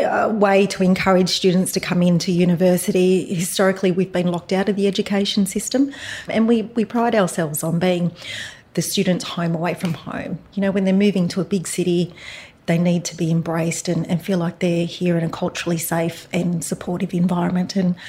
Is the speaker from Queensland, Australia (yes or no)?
no; Dubbo, New South Wales, Australia; I'm a Wiradjuri woman from Dubbo, New South Wales.